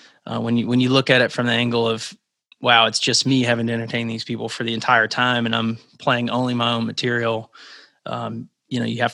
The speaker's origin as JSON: {"language": "English", "region": "Arkansas", "country": "United States", "tie": "born or raised there", "also_born_or_lived": "Alabama", "moved": "as an adult", "said": "I grew up in Arkansas, and then I went to school in Alabama. So, and then I moved up here in 2009."}